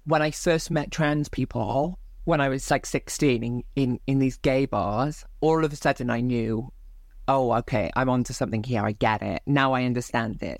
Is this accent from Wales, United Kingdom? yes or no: yes; Barry, Wales, United Kingdom; born and raised in South Wales